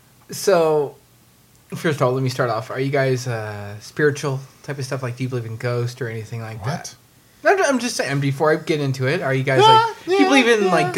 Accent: California, United States; I'm from California

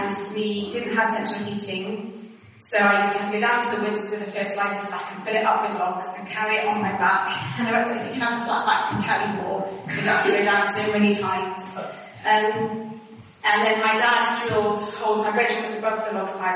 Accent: Wales, United Kingdom; accent: Welsh twang; moved away as an adult; also born or lived in Exeter / Sheffield; I still had a Welsh twang. And I was told I was Welsh

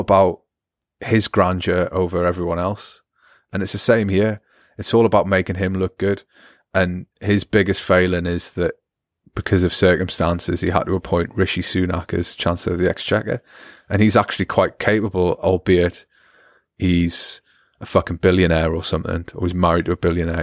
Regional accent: United Kingdom; moved away; I'm British as well

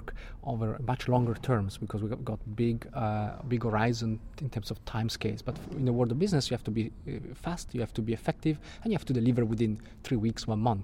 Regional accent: Italian-speaking part of Switzerland, Italian-speaking Switzerland, Switzerland; also born or lived in Italy; now in London, United Kingdom; I'm from Italy, but I was born and grew up in an Italian-speaking part of Switzerland.

